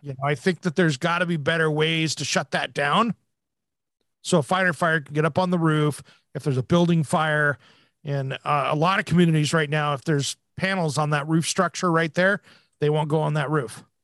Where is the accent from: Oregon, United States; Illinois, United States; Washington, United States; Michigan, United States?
Washington, United States; Hanford Nuclear Reservation; I gra-, grew up right next to the Hanford Nuclear Reservation